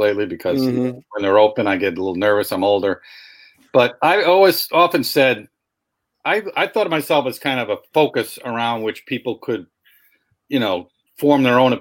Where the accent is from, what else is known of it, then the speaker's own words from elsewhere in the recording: Boston, Massachusetts, United States; now in Buffalo, United States; I grew up in Boston